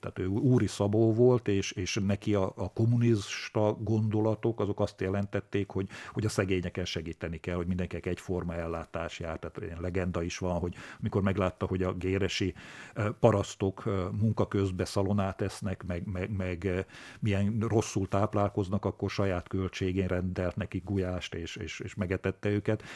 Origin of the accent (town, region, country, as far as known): Kráľovský Chlmec, Košice Region, Slovakia; born or raised there